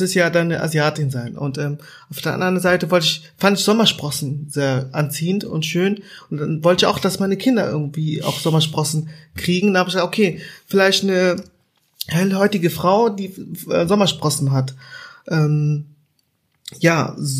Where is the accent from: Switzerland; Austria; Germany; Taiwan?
Germany; ich bin in Deutschland aufgewachsen